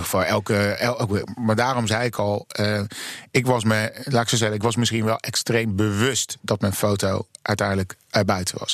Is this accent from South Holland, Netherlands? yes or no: yes; Rotterdam, South Holland, Netherlands; moved away as an adult; now in Amsterdam, Netherlands; in ben Rotterdammer